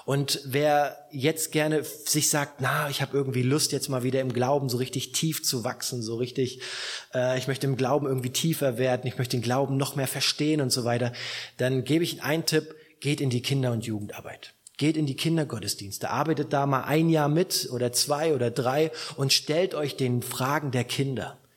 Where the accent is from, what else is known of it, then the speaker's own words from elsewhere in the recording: Southern Germany, Germany; Gut, bei uns in Süddeutschland kennen noch ein bisschen mehr Gott äh, von, von, von der Prägung her